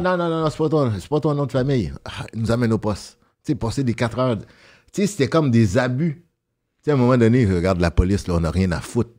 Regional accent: Montreal, Quebec, Canada; also born or lived in Brooklyn, New York, United States; j'ai grandi dans Saint-Michel

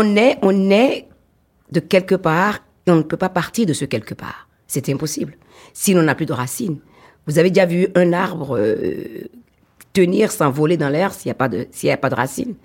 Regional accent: Benin; je suis une Africaine fière de l'être, je suis béninoise fière de l'être

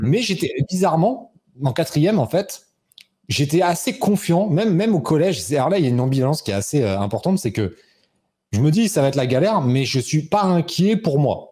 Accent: Rambouillet, Île-de-France, France; mon bled, c'était chez moi, tu vois, c'était à Rambouillet

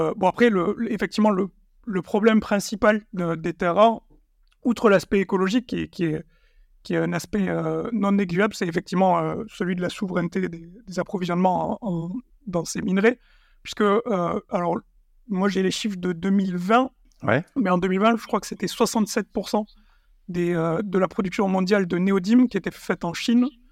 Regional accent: Sidobre, Tarn, Occitania, France; dans le Sidobre du Natal, de là d'où je viens, dans le Tarn

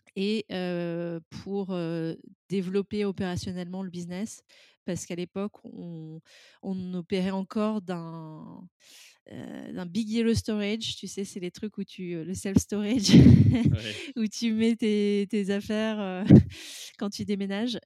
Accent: France; now in London, United Kingdom; je suis française

